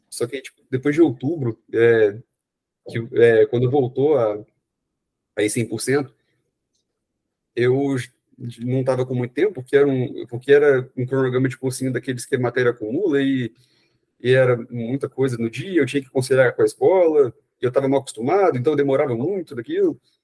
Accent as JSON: {"language": "Portuguese", "town": "Belo Horizonte", "region": "Minas Gerais", "country": "Brazil", "said": "eu sou de Belo Horizonte"}